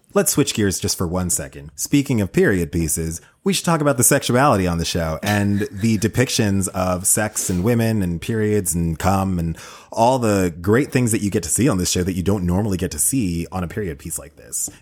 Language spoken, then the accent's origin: English; United States; as an American in twenty twenty